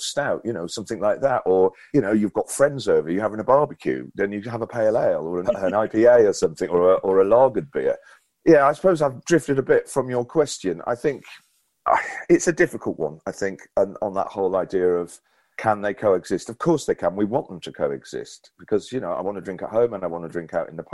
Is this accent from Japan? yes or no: no; Llandudno, Wales, United Kingdom; my hometown of Llandudno